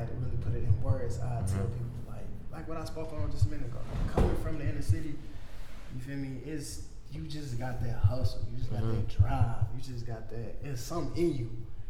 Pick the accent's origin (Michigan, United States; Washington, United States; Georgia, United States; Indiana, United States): Michigan, United States; Muskegon; I'm from Muskegon. We ain't nothing but a city for the hustlers.